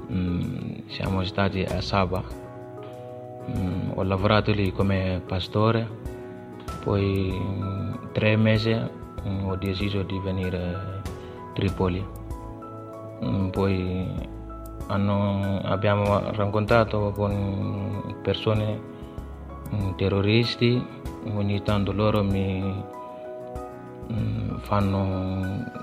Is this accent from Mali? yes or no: yes; Mali; Italian is a second language; also born or lived in Libya; now in Italy; vengo dal Mali, ho 18 anni.